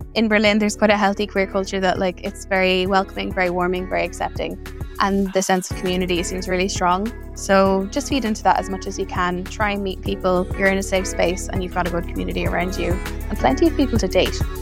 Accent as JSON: {"language": "English", "country": "Ireland", "also_born_or_lived": "Galway", "moved": "as an adult", "lives_now": "Netherlands", "said": "I'm an Irish expat living in the Netherlands since twenty nineteen."}